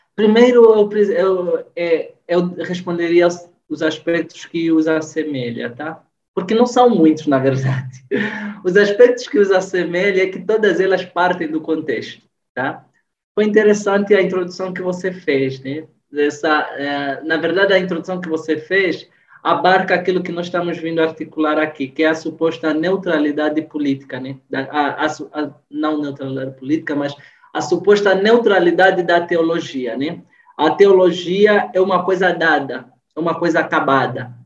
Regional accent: Angola; now in Brazil; a gente, enquanto angolano

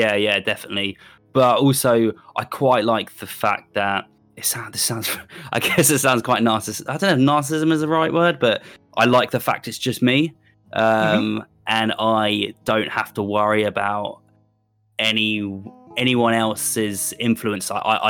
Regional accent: South East England, United Kingdom; now in Bristol, United Kingdom; Yeah, so I grew up just outside just outside London, which is a really nice town. But then I went to, I got about 2010, I moved to Bristol.

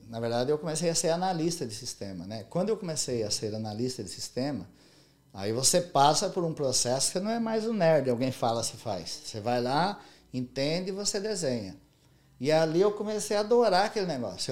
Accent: Monte Castelo, São Paulo, Brazil; moved away as an adult; now in United States; quando eu era criança, pequena lá em Monte Castelo

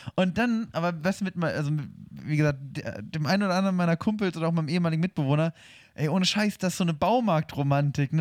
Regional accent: Hannover, Lower Saxony, Germany; moved away; bei uns in Hannover

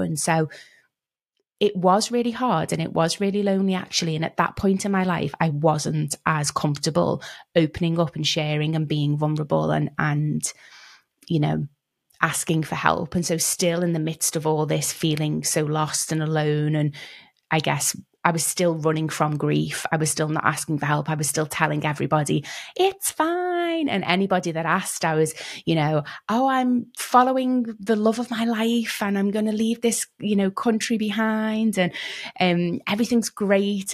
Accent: Liverpool, North West England, United Kingdom; moved away; also born or lived in London / Cape Town; I grew up in Liverpool in the U K

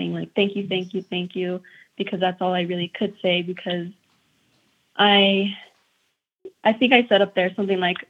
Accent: Taos, New Mexico, United States; growing up in Taos, I really had to go out of my way to find opportunities for myself.

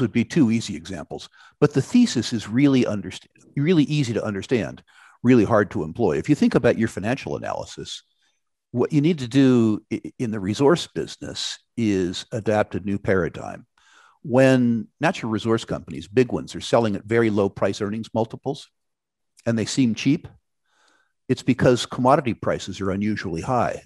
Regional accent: California, United States; in my home state, California

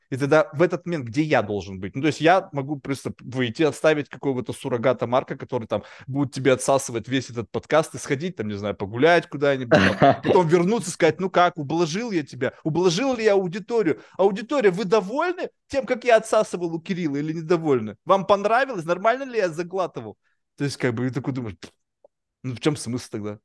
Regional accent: Russia; moved away; мы как бы выросли все равно в России

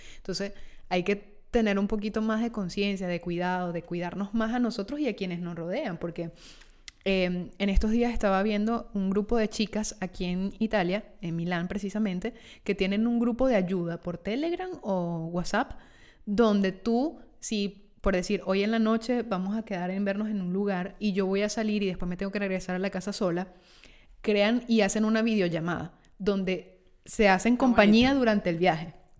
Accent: Petare, Miranda, Venezuela; now in Italy; soy de Petare

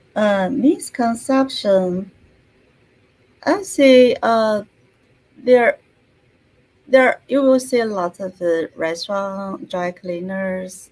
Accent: China; moved away as an adult; now in United States; originally, I was born in China. So mm-hmm. I spent almost half of my life in China and half of my life in US

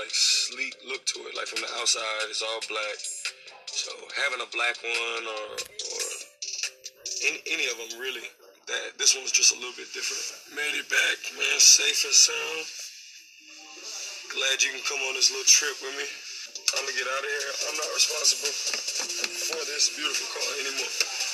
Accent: United States; I'm from America

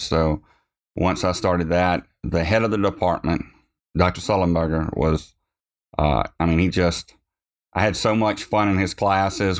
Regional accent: Montpelier, Louisiana, United States; I grew up in Montpelier, is where I was born.

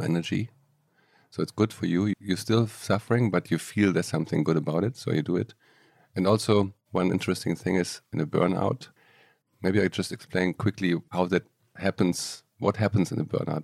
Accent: Aachen, North Rhine-Westphalia, Germany; moved away as an adult; now in Barcelona, Spain; I grew up in Germany, in Aachen, little town

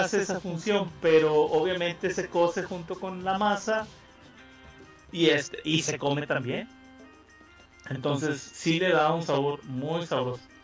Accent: Mexico; como buen mexicano

